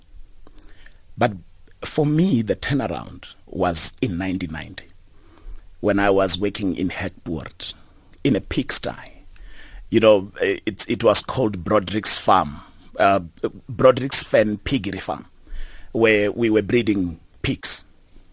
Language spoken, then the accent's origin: English; Muduruni village, Limpopo, South Africa; moved away; also born or lived in Johannesburg; I grew up in the Limpopo province, a village called Muduruni